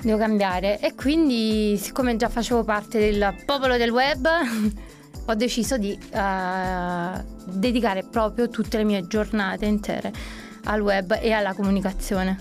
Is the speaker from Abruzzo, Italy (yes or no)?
no; Naples, Campania, Italy; moved away as an adult; now in London, United Kingdom; sono napoletana, doc, Napoli mi scorre nelle vene